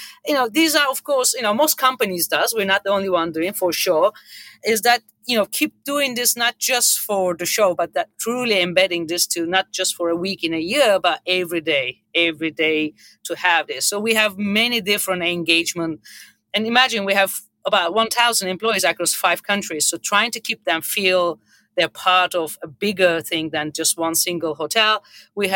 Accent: Turkey; moved away as an adult; also born or lived in United States; I live, born and raised in Turkey. I went to the hospitality school in Turkey.

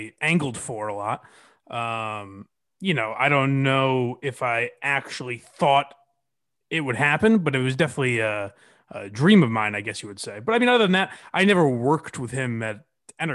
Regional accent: Western Massachusetts, United States; I grew up in Western Mass

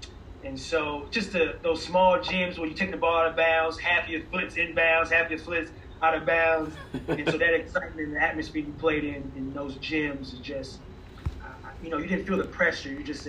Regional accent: Chicago, Illinois, United States; just the excitement, you know, the buzz around our city, you know, Chicago, you know, New York, you know, LA, I guess those major cities, you know, especially during my era growing up

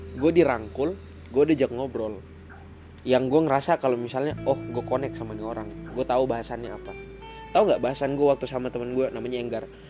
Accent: Papua, Indonesia; accent: Papuan; moved away; also born or lived in Jakarta / Malang / Surabaya; gue orang Papua datang ke Jakarta di tempat yang budayanya gue nggak paham sama sekali

